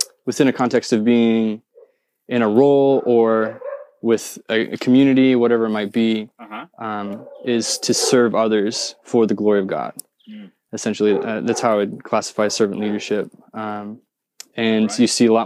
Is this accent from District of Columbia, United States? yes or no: no; Indiana, United States; I'm from Indiana, the state of Indiana